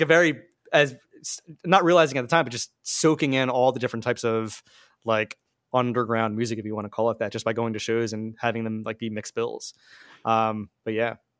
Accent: Marlton, New Jersey, United States; moved away as an adult; now in Philadelphia, United States; I grew up in Marlton, which is southern New Jersey.

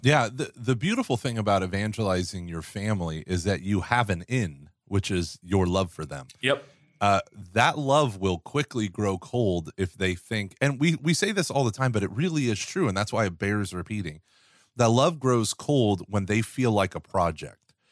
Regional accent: United States; as an American

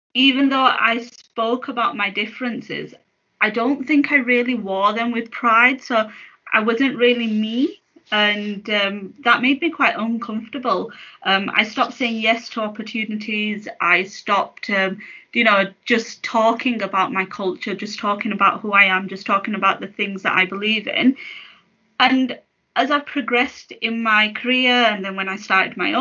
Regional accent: United Kingdom; I'm a British Muslim. My heritage is Pakistani

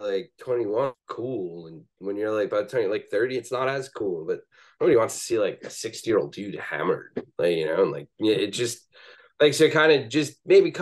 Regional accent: New York area, United States; now in Northern California, United States; I grew up in New York area

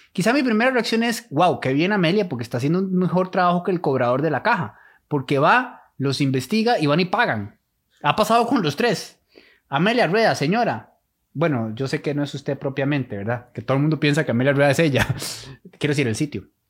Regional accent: Costa Rica; como costarricenses

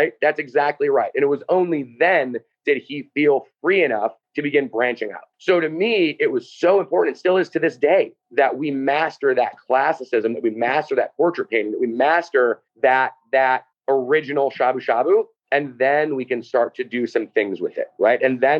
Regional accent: Midwest, United States; And it's very similar to kind of my growing up in the Midwest, right?

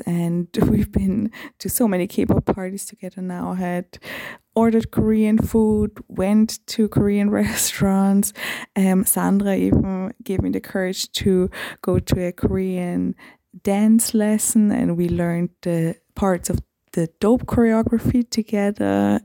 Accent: Vienna, Austria; I'm from Vienna, Austria.

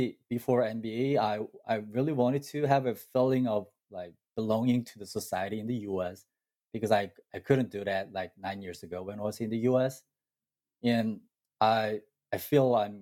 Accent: Incheon, South Korea; moved away as an adult; also born or lived in Seoul, South Korea; now in Ithaca, United States; I was born and raised in South Korea and spent my childhood in Incheon

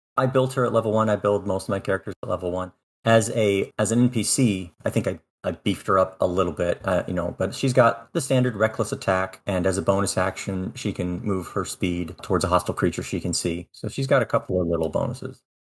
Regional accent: North Pole, Alaska, United States; moved away as an adult; also born or lived in Japan / Iceland / Spain / Maryland; now in Baltimore, United States; I grew up in Alaska for twenty years, actually North Pole, Alaska, small town in the middle of the state

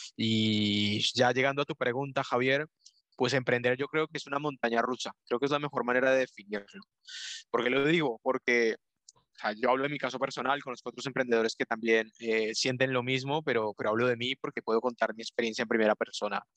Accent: Colombia; moved away as an adult; now in Spain; yo soy de Colombia. Ya llevo aquí en, España viviendo un poco más de, cinco años

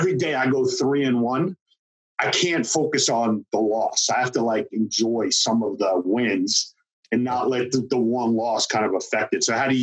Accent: Long Island, New York, United States; I'm from Long Island.

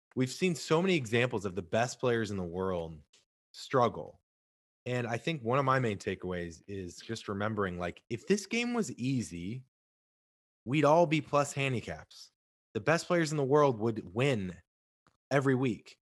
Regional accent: St. Louis, Missouri, United States; now in Southern California, United States; I'm from Saint Louis originally

